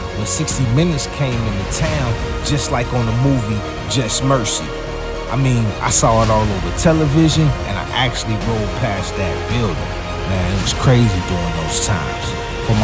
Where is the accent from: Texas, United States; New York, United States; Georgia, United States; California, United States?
Georgia, United States; Fort Benning; born there; Due to the fact that my father was in the United States Army, I was born in Fort Benning, Georgia, to be exact.